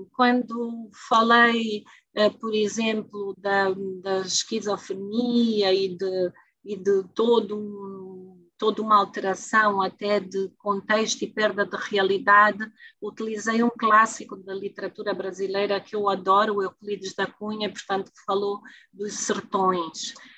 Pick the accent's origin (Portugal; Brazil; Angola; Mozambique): Angola; mas não sou moçambicana, sou angolana